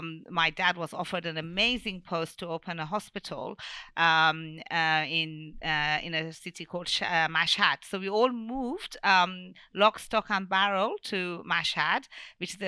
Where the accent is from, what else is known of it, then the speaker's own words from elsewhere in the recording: Bristol, South West England, United Kingdom; born there; basically, I was born here in Bristol, in UK, in Bristol, because my parents met in England and they got married in England.